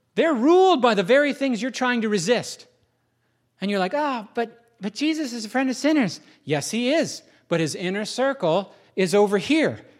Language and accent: English; United States; I'm an American